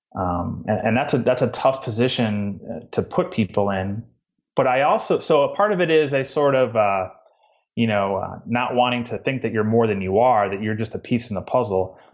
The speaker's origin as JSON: {"language": "English", "region": "Midwest", "country": "United States", "tie": "born or raised there", "moved": "as an adult", "lives_now": "Georgia, United States", "said": "I grew up in the Midwest in a small town"}